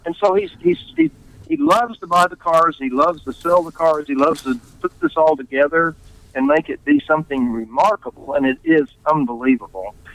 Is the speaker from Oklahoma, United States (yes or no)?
yes; Tulsa, Oklahoma, United States; I'm from Tulsa